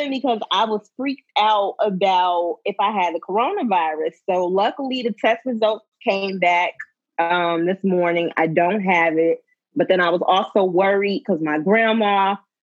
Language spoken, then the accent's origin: English; Alabama, United States; moved away as an adult; also born or lived in Maryland / Florida; I can't even say I'm from Alabama anymore